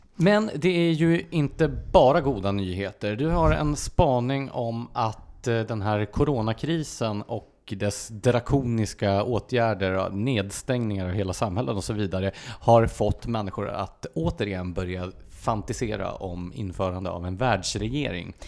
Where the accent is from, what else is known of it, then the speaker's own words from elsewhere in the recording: Gävle, Gävleborg County, Sweden; now in Stockholm area, Sweden; som Gävle då, där jag är uppvuxen.